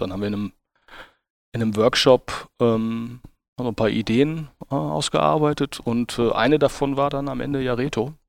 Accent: Dülmen, North Rhine-Westphalia, Germany; Ich bin, ich bin Münsterländer und, äh, komme aus, äh, einem kleinen, äh, Städtchen namens Dülm, äh, im südlichen Münsterland zur Grenze Ruhrgebiet und Ja, und, äh, bin dort aufgewachsen

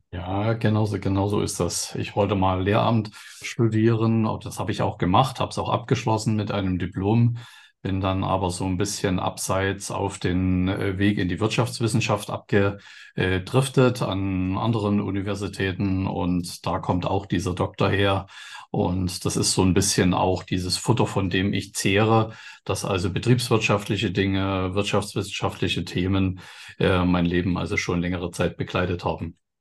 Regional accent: East Germany, Germany; dass ich in dem Sinne aus dem Osten bin

